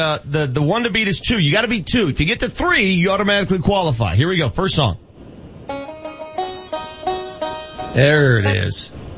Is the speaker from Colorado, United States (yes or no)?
yes; Denver, Colorado, United States; I was born and raised in Denver, Colorado.